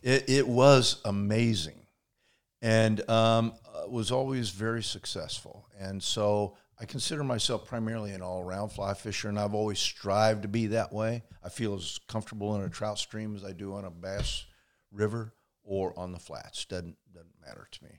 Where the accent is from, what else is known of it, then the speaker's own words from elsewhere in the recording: Indiana, United States; i grew up in uh, in indiana